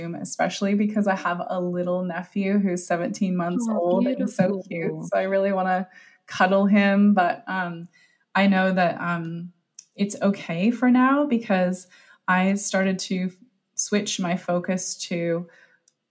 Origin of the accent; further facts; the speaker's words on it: United States; moved away as an adult; also born or lived in Japan; now in Melbourne, Australia; beginning my life in the US and moving to a new country